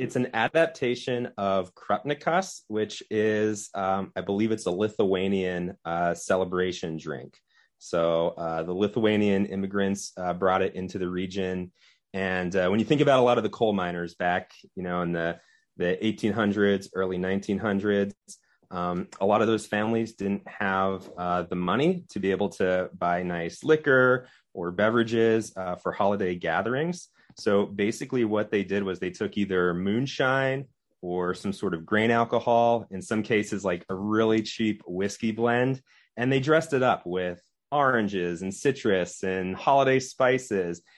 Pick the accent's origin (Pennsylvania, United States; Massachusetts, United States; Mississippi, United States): Pennsylvania, United States; Orwigsburg; also born or lived in Pottsville, Pennsylvania / Reading, Pennsylvania / Philadelphia, Pennsylvania; I grew up in Orenburg.